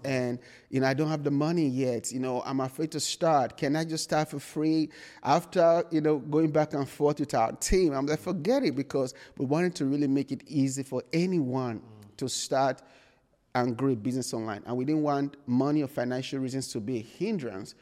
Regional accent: Nigeria; moved away as an adult; now in United States; I was born and raised in Nigeria

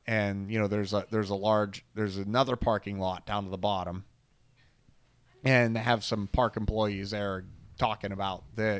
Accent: central Pennsylvania, United States; We grew up strictly in the Alabama part of Pennsylvania.

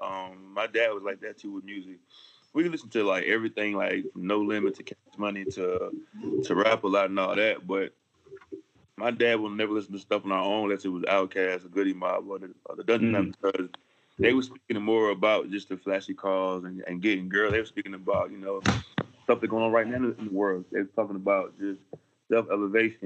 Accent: an hour away from Atlanta, Georgia, United States; I was right by Atlanta too, like an hour away from Atlanta where I grew up.

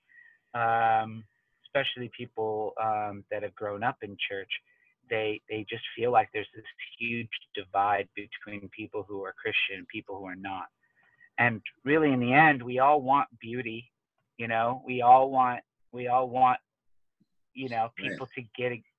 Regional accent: Tacoma, Washington, United States; I grew up in Tacoma.

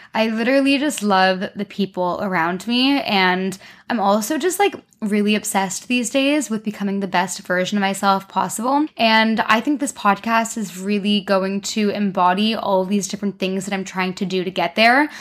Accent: Canada; accent: Canadian; moved away as an adult; now in London, United Kingdom; I'm Canadian, hence my accent, not very British

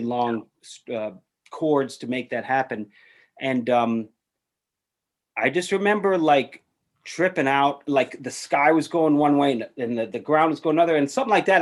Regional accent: New York City, New York, United States; I grew up in New York City

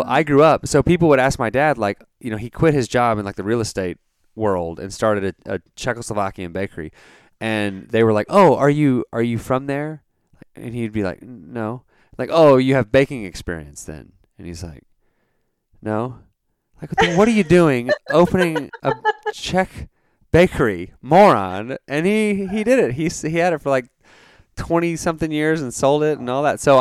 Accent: Dallas, Texas, United States; I grew up in that area, in the Dallas area

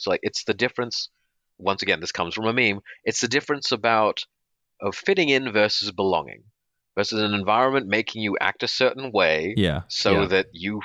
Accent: Perth, Western Australia, Australia; moved away as an adult; also born or lived in India / Redmond, Washington, United States / Los Angeles, United States; I'm born in India, grew up in Australia.

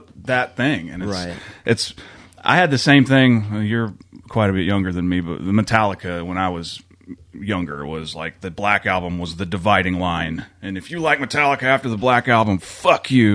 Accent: Newalla, Oklahoma, United States; I'm from New Walla. I mean, I'm not as far out of the city, but east quite a bit.

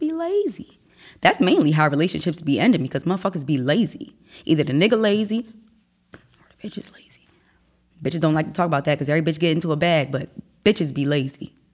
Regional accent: Wilmington, Delaware, United States; also born or lived in Newtonville, New Jersey; I was raised in Wilmington, Delaware.

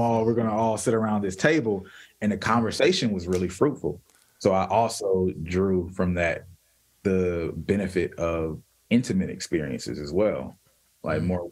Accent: United States; we're all American

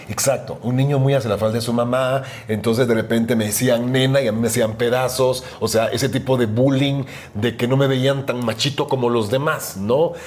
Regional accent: Guatemala City, Guatemala Department, Guatemala; moved away as an adult; also born or lived in Miami; now in Mexico; Ciudad de Guatemala, alguna gente piensa que nací en Antigua. No, Ciudad de Guatemala, que es la capital.

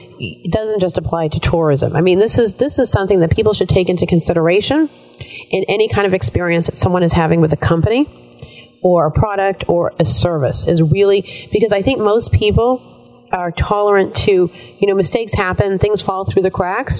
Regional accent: United States; as an American citizen

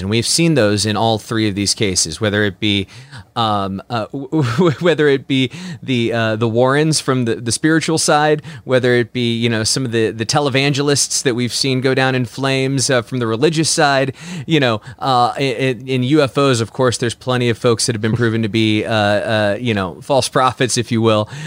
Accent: Midwest, United States; also born or lived in Saint Louis; we're from the Midwest

